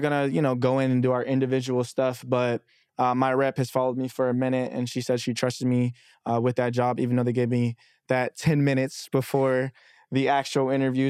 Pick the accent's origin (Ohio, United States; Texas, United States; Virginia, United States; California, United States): Texas, United States; Dallas; moved away as an adult; also born or lived in Texarkana, Arkansas; now in New York, United States; I'm originally from Texarkana, Arkansas, but I've lived in Dallas since I was nine, so technically, I tell people I'm from Dallas